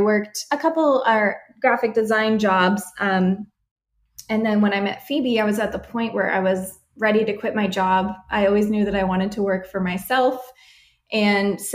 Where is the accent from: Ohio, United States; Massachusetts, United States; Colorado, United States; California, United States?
California, United States; San Diego; also born or lived in Washington State; I grew up here in San Diego where we run our business